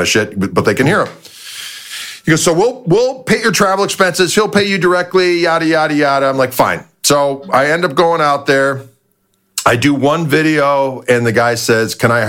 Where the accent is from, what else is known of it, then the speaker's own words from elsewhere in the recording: Midwest, United States; we're both from Midwest